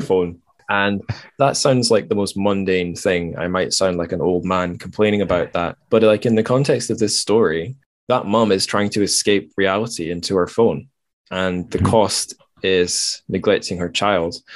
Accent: Dundee, Scotland, United Kingdom; i was in my hometown, Dundee

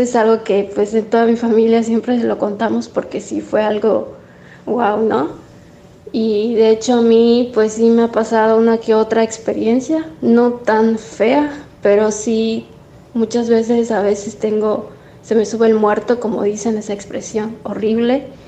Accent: Mérida, Yucatán, Mexico; somos de aquí de Mérida, Yucatán

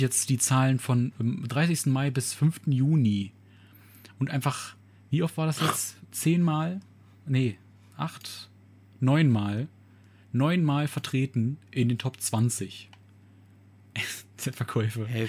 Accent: Germany; bei uns in Deutschland

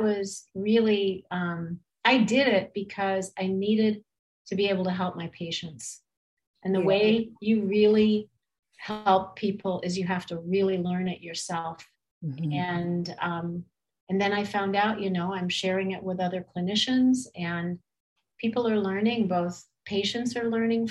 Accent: California, United States; I grew up in California

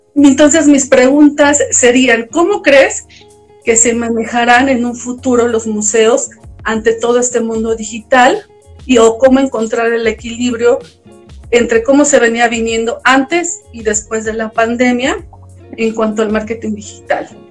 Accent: Puebla, Mexico; moved away as an adult; also born or lived in Playa del Carmen; soy originaria de Puebla

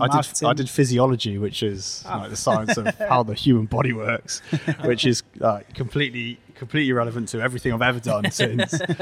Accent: Bristol, South West England, United Kingdom; moved away as an adult; also born or lived in London; now in Birmingham, United Kingdom; I grew up in Bristol, and then I was living in London at the time

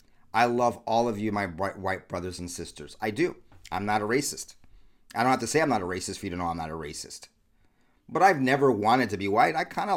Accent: California, United States; I grew up in Southern California, like one of the most deviant, crazy places in the world.

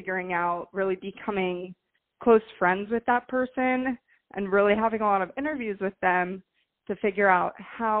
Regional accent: Fort Lauderdale, Florida, United States; also born or lived in Miami; I'm born and raised in Fort Lauderdale

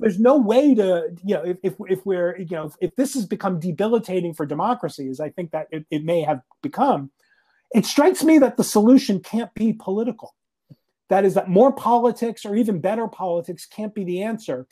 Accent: Northeast, United States; now in Nashville, United States; I'm originally from the Northeast, as if you couldn't tell from my accent

